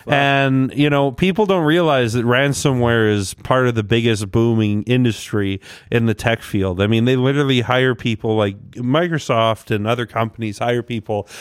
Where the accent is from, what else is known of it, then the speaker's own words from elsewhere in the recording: Ontario, Canada; moved away; I was born in Ontario